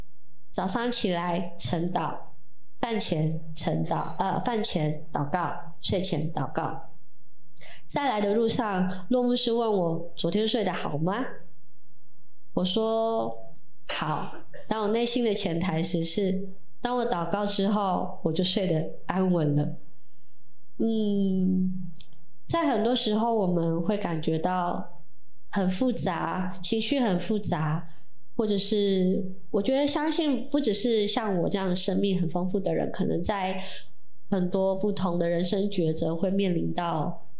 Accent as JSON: {"language": "Chinese", "town": "Jianshi", "region": "Hsinchu County", "country": "Taiwan", "tie": "born or raised there", "said": "在我们的家乡尖石乡有非常非常多的基督徒"}